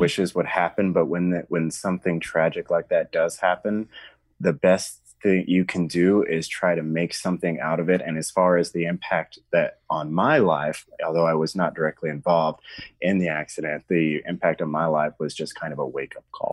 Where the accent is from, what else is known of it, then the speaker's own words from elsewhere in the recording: Arkansas, United States; I'm from the South, state of Arkansas, and I grew up in a very small town.